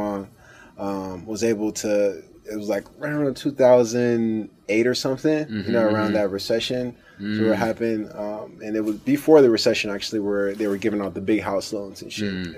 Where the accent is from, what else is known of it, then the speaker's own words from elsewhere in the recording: Los Angeles, California, United States; also born or lived in Inland Empire, California; I started off South Central LA, born and raised in Los Angeles, California. Grew up like a regular lower class family, you know.